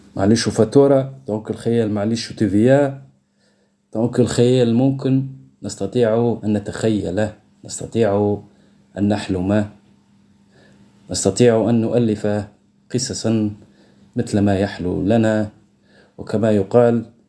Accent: Tunisia; accent: Tunisian; لهجتنا في تونس مخلطة بين العربي بين الدرجة وبين الفرنسي

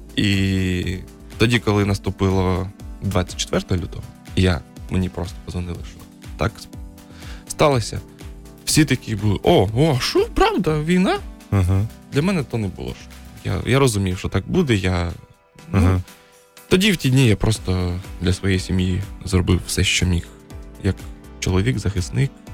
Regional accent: Kharkiv, Kharkiv Oblast, Ukraine; moved away; also born or lived in China; я харків'янин, повертаюсь до Харкова

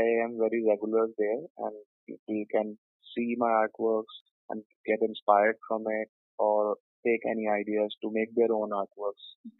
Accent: Delhi, India; Born and brought up in Delhi

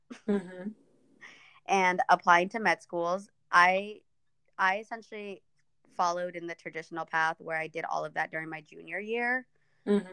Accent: Kansas, United States; English is a second language; also born or lived in Ethiopia; We were resettled into Kansas

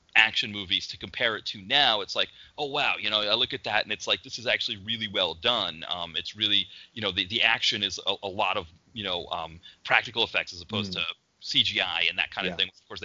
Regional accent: United States; as an American

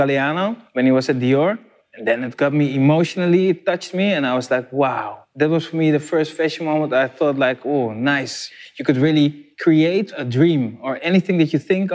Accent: Curaçao; now in Netherlands; I was from Curaçao

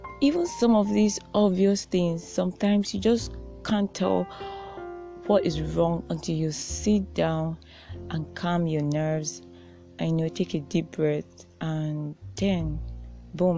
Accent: Nigeria; especially as a Nigerian

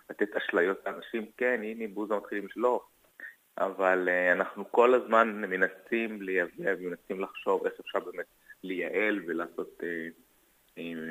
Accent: Ma'alot-Tarshiha, Northern District, Israel; בכפר שלי, זה הסניף הראשון שהוקם, בתרשיחא, מאיפה שאני מגיע

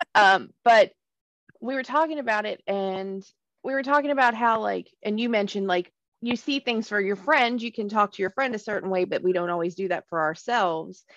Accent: Alabama, United States; moved away; growing up in Alabama

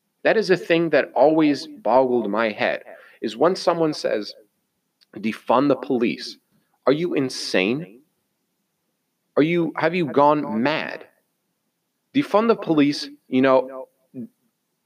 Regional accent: United States; I am American.

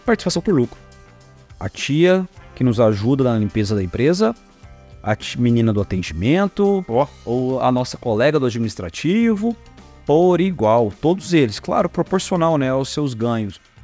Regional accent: Goiás, Brazil; nós somos goiano

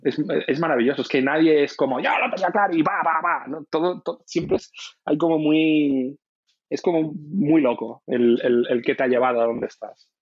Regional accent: Salamanca, Castile and León, Spain; moved away as an adult; also born or lived in Bilbao; now in Madrid, Spain; yo nací en Bilbao. Em, eh, nací en Bilbao, muy pequeñito mis padres se trasladaron a, Salamanca porque ellos eran profesores universitarios. ¿Mm? y he vivido en Salamanca toda mi vida, desde los, no sé, desde los dos años o los tres años hasta los 19 años

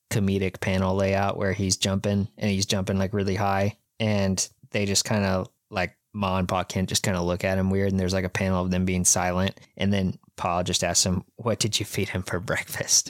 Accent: Kansas, United States; We are from Kansas

